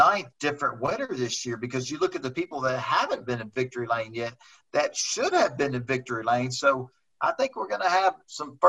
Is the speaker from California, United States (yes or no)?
no; Houston, Texas, United States; growing up in Houston, Texas, around Meyer Speedway with my dad